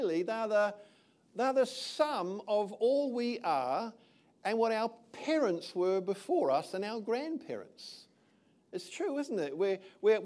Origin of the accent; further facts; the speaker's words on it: Titahi Bay, Wellington, New Zealand; moved away as an adult; also born or lived in England; I was born over here in Te Tahi Bay many years ago now, many moons. I was raised in this country.